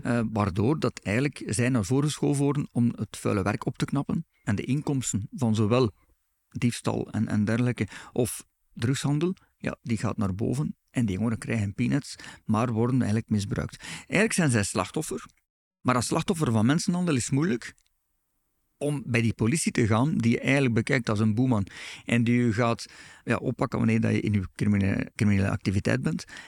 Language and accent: Dutch; Belgium; wij als Belgen